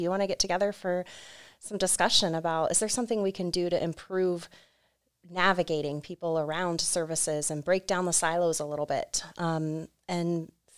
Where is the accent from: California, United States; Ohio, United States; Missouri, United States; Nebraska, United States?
Ohio, United States; New Philadelphia; I am born and raised in New Philly, went off to college, said I'm never coming back, and immediately came back to this county